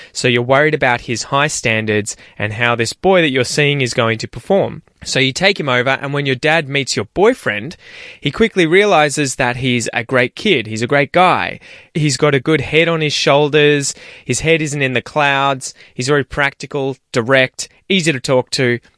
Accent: Australia; accent: general Australian; I have a general Australian accent

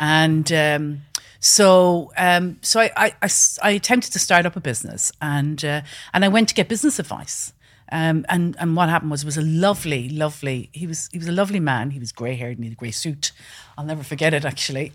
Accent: west coast of Ireland, Ireland; moved away; when I was growing up in Ireland, really. And, um, I'm originally from the west coast of Ireland, a small farm

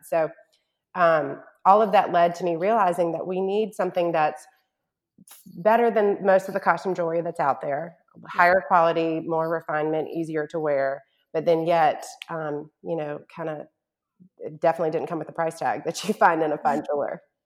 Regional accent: Charlotte, North Carolina, United States; also born or lived in Mississippi / New York; now in Shreveport, United States; I'm from North Carolina, born and raised in Charlotte, and by way of Mississippi and New York, have ended up in my husband's hometown of Shreveport, Louisiana

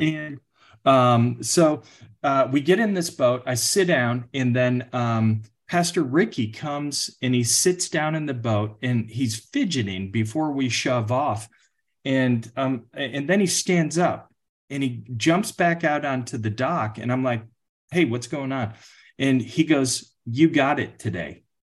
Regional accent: outside Chicago, Illinois, United States; now in Texas, United States; I grew up outside Chicago in one of the northwest suburbs.

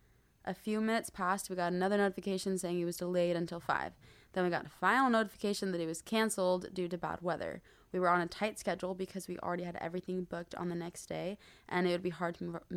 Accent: Arizona, United States; moved away as an adult; now in Hawaii, United States; We're both from Arizona

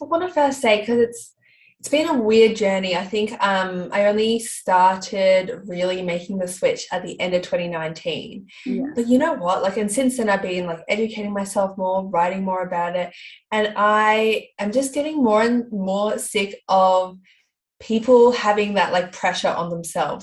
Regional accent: Melbourne, Victoria, Australia; I'm from Melbourne.

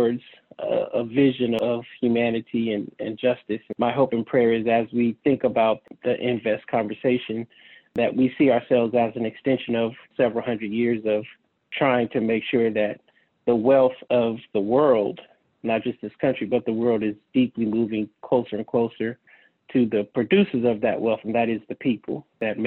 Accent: San Francisco, California, United States; I grew up in the San Francisco community neighborhoods, Baby Hunters Point, during the height of the crack cocaine epidemic

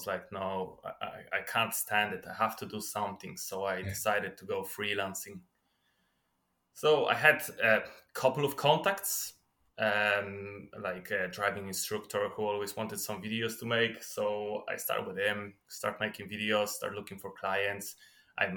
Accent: Poland; moved away as an adult; now in Ireland; I was born in Poland. Then when I was 21, I moved into Ireland.

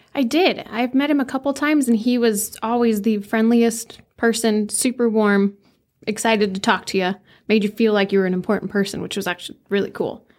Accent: Flagstaff, Arizona, United States; also born or lived in Camp Verde, Arizona; I grew up in Flagstaff, Camp Verde area. I just kinda switched between the two.

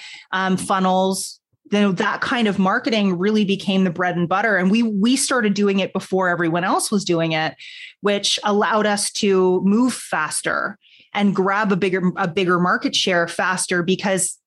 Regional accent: Toronto, Ontario, Canada; I'm Canadian, born in Toronto.

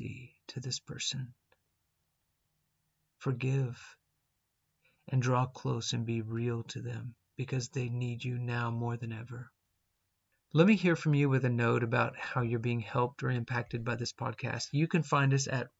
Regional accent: New Mexico, United States; I grew up in New Mexico, not exactly in the desert, but it's a dry and windy land.

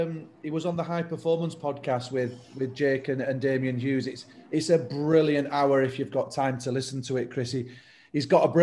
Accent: Yorkshire and the Humber, United Kingdom; both Lewis and I grew up in South Yorkshire

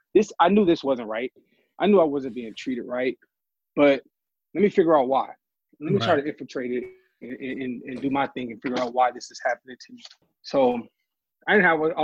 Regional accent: Oakland, California, United States; I'm born and raised in the Bay Area, Oakland. I live in Oakland currently right now

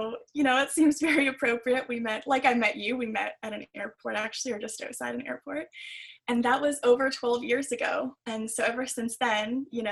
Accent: Ontario, Canada; I'm from Ontario

